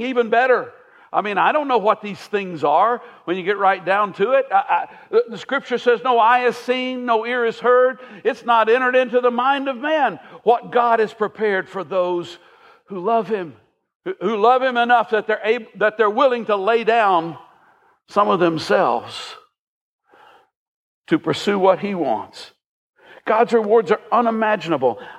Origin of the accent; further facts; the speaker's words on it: United States; As an American